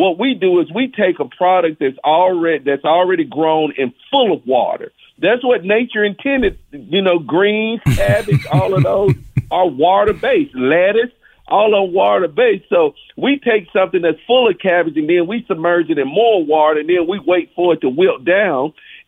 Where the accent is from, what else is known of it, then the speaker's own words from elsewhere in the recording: Mississippi, United States; is a testament to my culinary journey of growing up in Mississippi and really learning about food